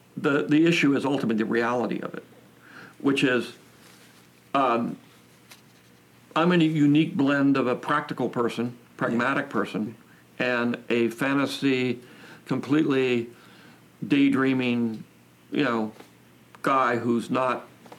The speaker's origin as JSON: {"language": "English", "town": "San Francisco", "region": "California", "country": "United States", "tie": "born or raised there", "said": "I grew up in the 60s. I'm a 60s kind of guy. I always have been. Yeah. And, you know, I grew up in San Francisco, Bay Area."}